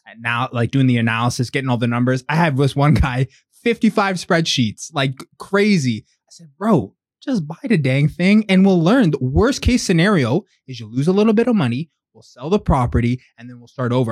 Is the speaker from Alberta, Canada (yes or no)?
no; Pickering, Ontario, Canada; also born or lived in Durham; now in Whitby, Canada; born in Durham. I grew up in Pickering. Um, I live in Whitby now, but grew up in Pickering